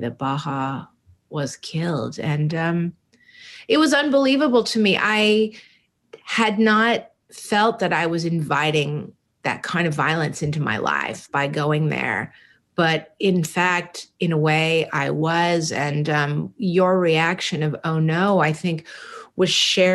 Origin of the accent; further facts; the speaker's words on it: San Francisco, California, United States; when I was probably 10 or 11 years old, growing up in San Francisco in the Haight-Ashbury